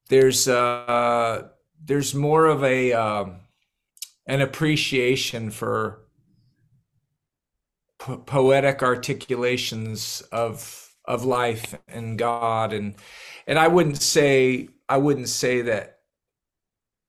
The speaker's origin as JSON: {"language": "English", "region": "Northern California", "country": "United States", "moved": "as an adult", "lives_now": "North Carolina, United States", "said": "I'm originally from Northern California, but my wife and I, we moved to the East Coast in the late 90s and landed in North Carolina"}